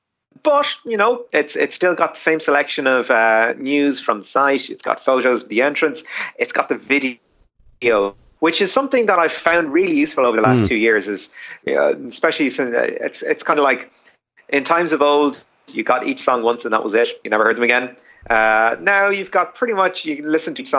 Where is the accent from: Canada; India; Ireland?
Ireland; as Irish people